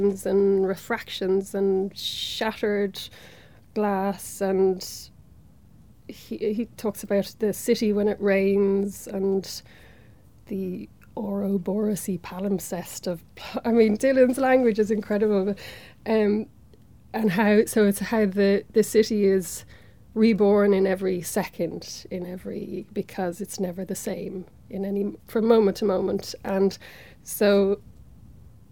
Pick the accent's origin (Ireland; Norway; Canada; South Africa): Ireland; Dublin, Leinster; I'm from Dublin